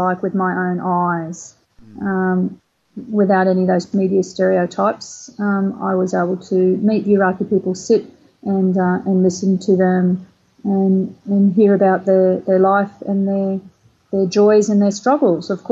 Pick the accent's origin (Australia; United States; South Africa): Australia; I was Australian